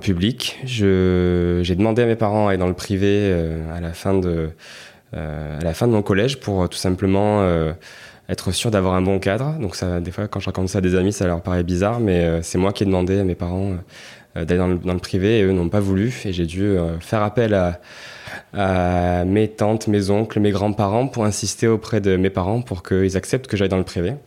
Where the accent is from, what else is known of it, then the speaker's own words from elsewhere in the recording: Marseille, Provence-Alpes-Côte d'Azur, France; je suis né à Marseille, euh, il y a 33 ans, parce que j'ai 33 ans aujourd'hui. J'ai grandi dans le 12e, euh, donc dans une petite maison euh, pavillonnaire, comme il y en a beaucoup dans le 12e à Marseille.